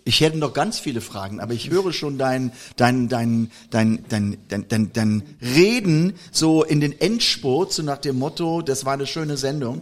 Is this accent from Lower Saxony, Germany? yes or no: no; Koblenz, Rhineland-Palatinate, Germany; ich komme nur aus Koblenz